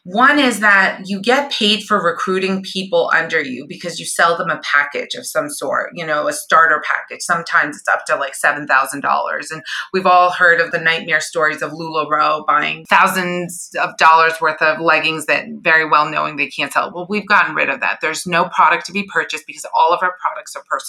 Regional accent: Iran; moved away; I was born in Iran

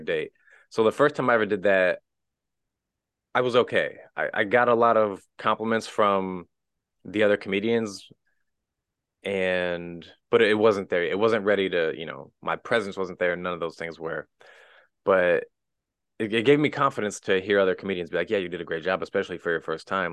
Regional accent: Wellsville, Missouri, United States; I originally grew up in a tiny town in the middle of nowhere in the Midwest, little town called Wellsville, Missouri, like twelve hundred people

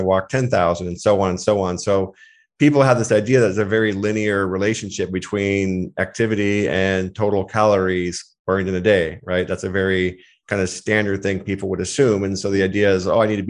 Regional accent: Seattle, Washington, United States; also born or lived in Hawaii; I grew up just outside of Seattle, Washington, Pacific Northwest. Been there for most of my life, actually

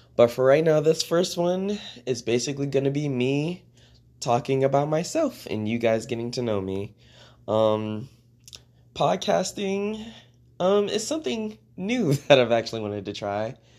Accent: Maryland, United States; moved away as an adult; also born or lived in Washington, D.C.; now in Oklahoma, United States; I was born in D C, and I was raised in Maryland

